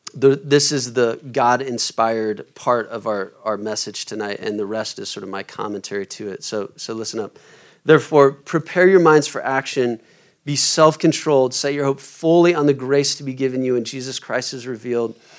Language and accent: English; Omaha, Nebraska, United States; moved away; I'm from Omaha originally